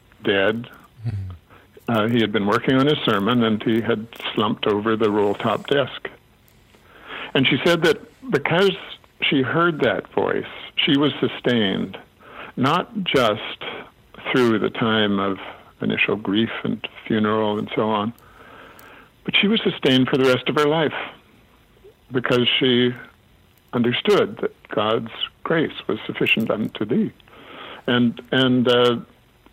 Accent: Alberta, Canada; When we were children growing up in Alberta, my dad was a minister

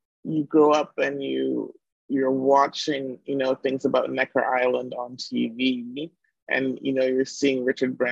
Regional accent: Jamaica; now in Toronto, Canada; I'm Jamaican.

